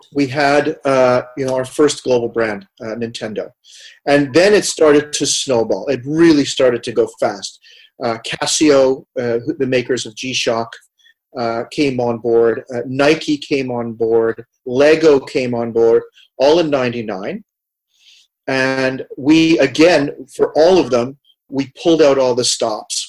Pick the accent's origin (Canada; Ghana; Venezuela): Canada; Montreal, Quebec; moved away; also born or lived in Amsterdam, Netherlands / Vancouver, Canada; growing up in Montreal, if we go all the way back to my childhood